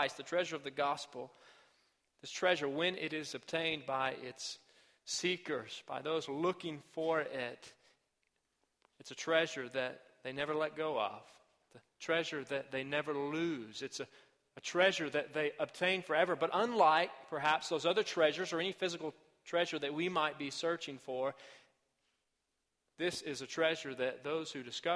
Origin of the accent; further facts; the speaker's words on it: Arkansas, United States; My home state of Arkansas